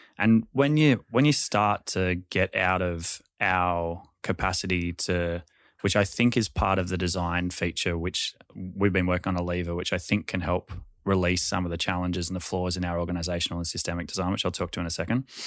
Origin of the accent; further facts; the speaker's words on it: Sydney, New South Wales, Australia; we grew up in Balmain